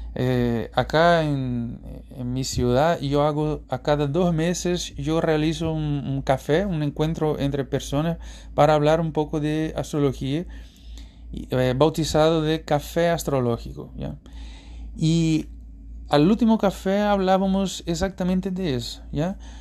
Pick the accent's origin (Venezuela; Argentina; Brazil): Brazil; Recife, Pernambuco; Spanish is a second language; moved away; Brasil, en particular Recife, mi ciudad natal